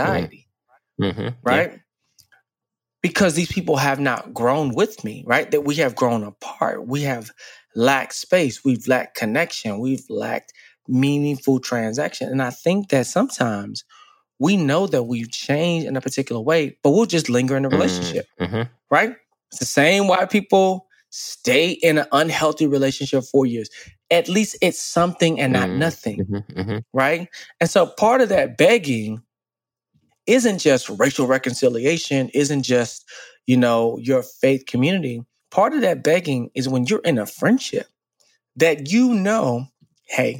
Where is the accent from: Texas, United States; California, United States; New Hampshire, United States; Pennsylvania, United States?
Texas, United States; Dallas; moved away as an adult; I grew up in Dallas, born and raised